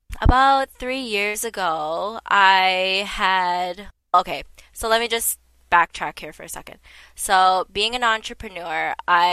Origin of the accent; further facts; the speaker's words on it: Toronto, Ontario, Canada; we're both from Toronto